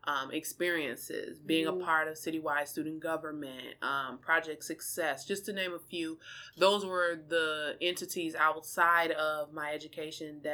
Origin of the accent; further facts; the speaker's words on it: Minneapolis, Minnesota, United States; also born or lived in Kankakee, Illinois; I'm originally from Illinois, a small town in Illinois called Kankakee, but my mom relocated my siblings and I here to Minneapolis, specifically North Minneapolis, when I was about 4 or 5. And so I completed my entire education in Minneapolis.